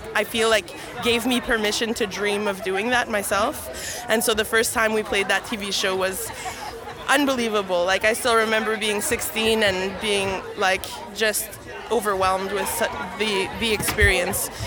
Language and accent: English; Winnipeg, Manitoba, Canada; I was born and raised in St. Boniface.